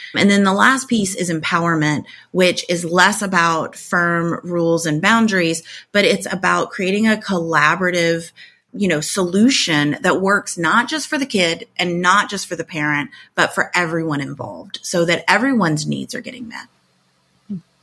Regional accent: Tornado Alley, United States; I grew up in Tornado Alley. I live back in Tornado Alley again

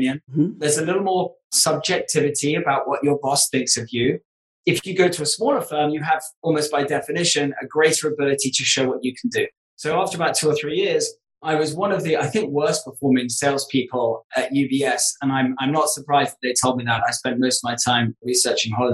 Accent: United Kingdom; moved away as an adult; also born or lived in New York; being British and being in New York.

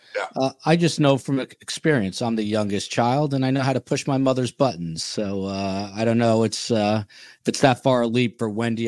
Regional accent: United States; moved away; I grew up in Jersey, New York

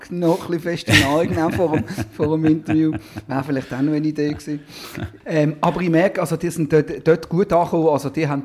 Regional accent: Basel, Basel-Stadt, Switzerland; Aber immerhin sind wir Basler euch

